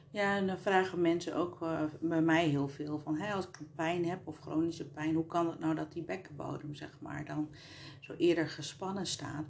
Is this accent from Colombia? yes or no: yes; Colombia; now in Netherlands; ik uit Colombia kom